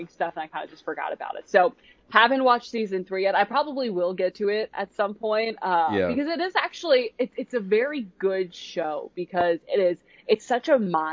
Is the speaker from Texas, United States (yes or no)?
no; Pennsylvania, United States; I grew up in Pennsylvania.